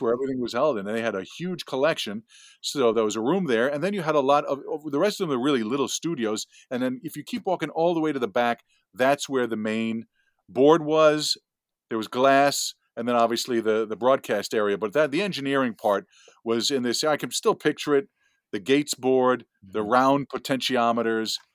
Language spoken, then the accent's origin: English; West Hempstead, New York, United States; accent: Long Island; I grew up ten minutes, fifteen minutes from Hofstra in West Hempstead